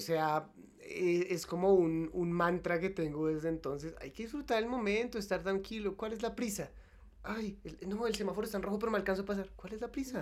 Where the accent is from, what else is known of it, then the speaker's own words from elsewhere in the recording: Colombia; Nosotros somos colombianos